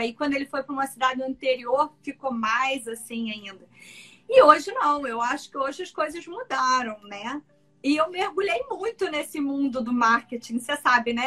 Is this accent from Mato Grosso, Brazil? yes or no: yes; Cuiabá, Mato Grosso, Brazil; now in Niterói, Brazil; moro em Niterói, mas sou de Cuiabá, Mato Grosso